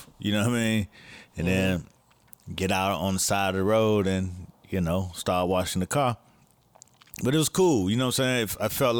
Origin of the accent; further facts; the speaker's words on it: Miami, Florida, United States; but I'm from Miami, I don't want to play my shit, you know what I'm saying?